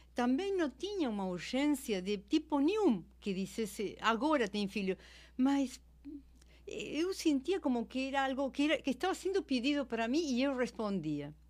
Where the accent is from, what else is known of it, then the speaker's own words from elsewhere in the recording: Argentina; Portuguese is a second language; moved away as an adult; now in Brazil; eu sou argentina, mas eu sou brasileira naturalizada, moro aqui há 20 anos.